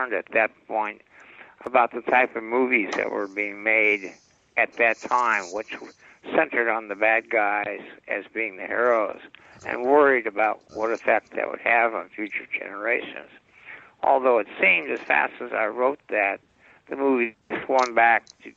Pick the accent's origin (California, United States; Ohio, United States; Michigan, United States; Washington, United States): California, United States; Los Angeles; I grew up in West Los Angeles